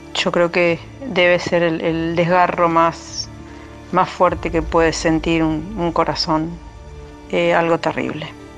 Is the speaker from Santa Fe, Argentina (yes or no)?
no; La Plata, Buenos Aires Province, Argentina; soy de La Plata